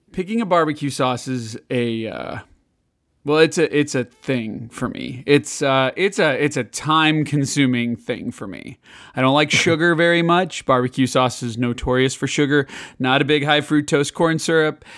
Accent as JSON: {"language": "English", "town": "Chicago", "region": "Illinois", "country": "United States", "tie": "born or raised there", "moved": "yes", "said": "growing up in Chicago"}